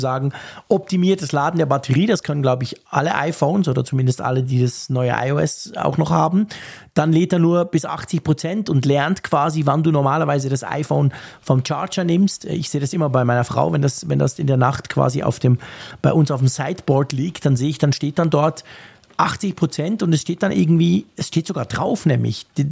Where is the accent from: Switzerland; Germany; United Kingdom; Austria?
Switzerland; bei uns in der Schweiz